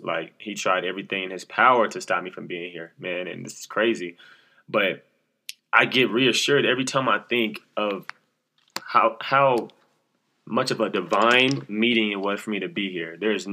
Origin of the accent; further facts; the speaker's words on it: Oklahoma City, Oklahoma, United States; also born or lived in New York / Texas; I'm from Oklahoma City, the south side of Oklahoma and the east side, went back and forth. I moved from New York to Oklahoma. I stayed in New York for about 4 or 5 years, came to Oklahoma, then went to Texas and came back to Oklahoma.